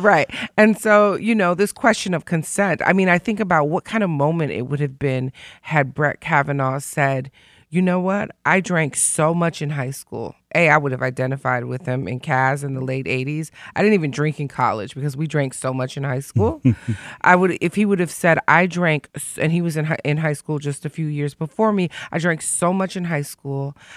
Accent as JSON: {"language": "English", "town": "Detroit", "region": "Michigan", "country": "United States", "said": "because I'm from Detroit, and Detroit and Chicago aren't like L A and New York"}